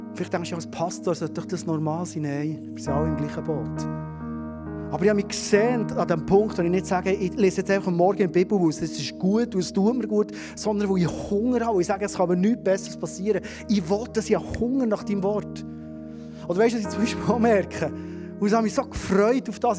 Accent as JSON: {"language": "German", "country": "Switzerland", "said": "wir Schweizer"}